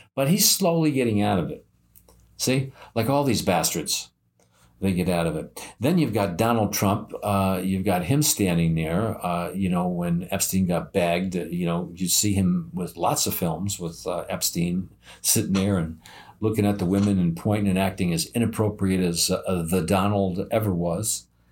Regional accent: United States; I'm American

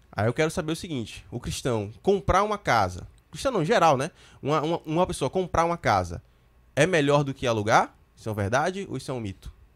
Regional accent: Recife metropolitan region, Pernambuco, Brazil; Recife aqui, onde a gente mora, a gente é de Recife

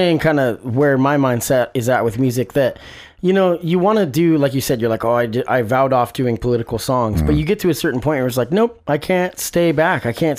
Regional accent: Oregon, United States; I grew up in Oregon as a white kid, like 99% of the rest of the people.

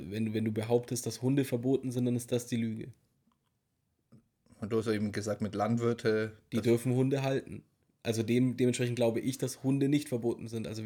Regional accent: Germany; Wir sind Deutsche. In Deutschland.

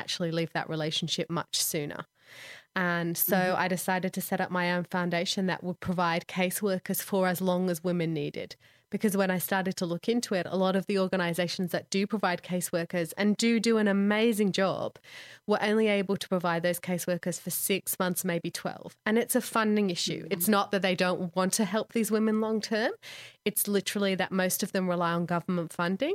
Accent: Manchester, North West England, United Kingdom; moved away as an adult; I grew up in England, mostly in Manchester, a little bit down south

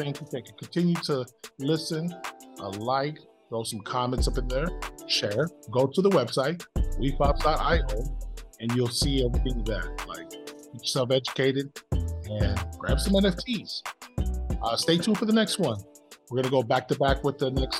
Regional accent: American Samoa; now in United States; I was born in the United States, man, and I was raised in back home in Samoa, American Samoa

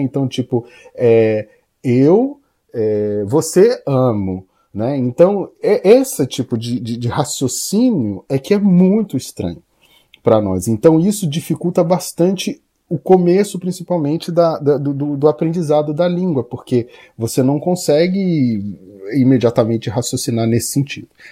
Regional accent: Brazil; now in Japan; o meu background como brasileiro era essencial

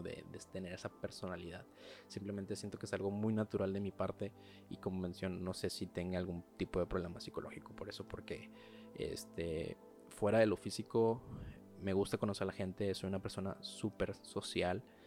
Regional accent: Mexico; soy mexicano

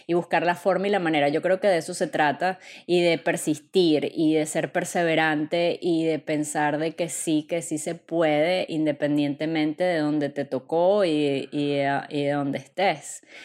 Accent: Caracas, Capital District, Venezuela; moved away as an adult; Yo soy venezolana, para los que ya no hayan descifrado mi acento, vengo de la ciudad de Caracas

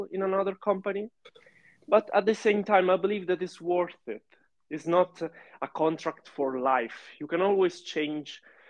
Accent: Sicily, Italy; English is a second language; moved away as an adult; also born or lived in Milan; I'm from Sicily, actually. But I lived in Milan for 7 years to study.

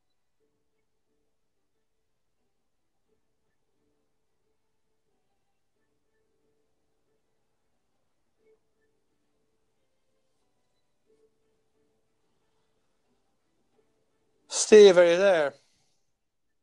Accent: Dublin, Leinster, Ireland; From Ireland originally, Dublin.

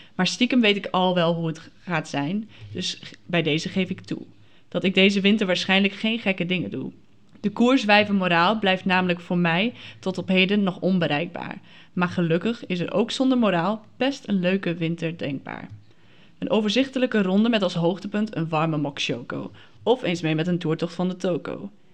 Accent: Friesland, Netherlands; ik kom uit Friesland, dus dat is dan ongeveer 100 kilometer

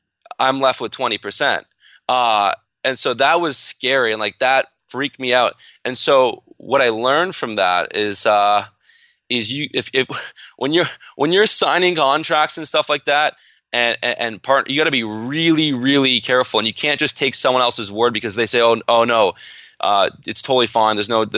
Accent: Canada; And I'm in Canada. And so that kind of resulted in a whole bunch of tax implications, being a Canadian entrepreneur partnering in the States.

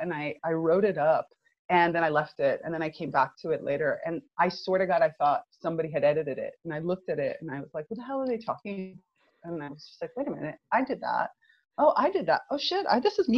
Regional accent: United States; moved away as an adult; also born or lived in Northern Italy; now in Italy; I'm originally from the United States. I'm Cuban American, and I've been living in Europe now for about the last 12 years, actually.

